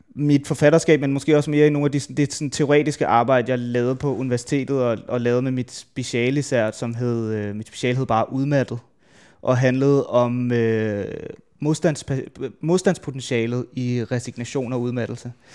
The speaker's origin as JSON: {"language": "Danish", "town": "Værløse", "region": "Capital Region of Denmark", "country": "Denmark", "said": "hvis man tager det sted, jeg er fra, jeg er fra Værløs, øh, lidt uden for København"}